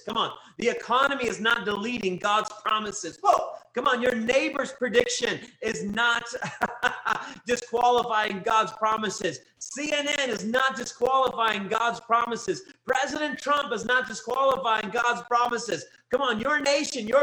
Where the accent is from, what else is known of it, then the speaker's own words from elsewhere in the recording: Kentucky, United States; I was raised in Kentucky